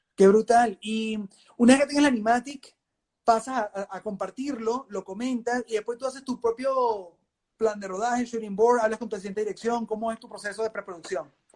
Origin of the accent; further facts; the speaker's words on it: Venezuela; moved away; obviamente vengo de Venezuela, soy malandro.